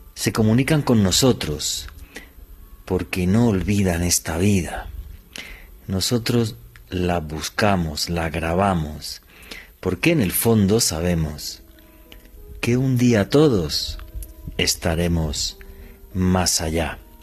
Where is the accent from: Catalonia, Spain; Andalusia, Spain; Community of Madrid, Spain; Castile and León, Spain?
Andalusia, Spain; Granada; en la ciudad de Granada, en España, de donde soy